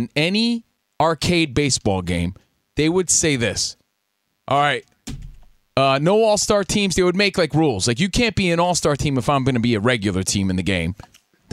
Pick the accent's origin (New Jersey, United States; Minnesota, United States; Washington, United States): New Jersey, United States; Union; my hometown of Union, New Jersey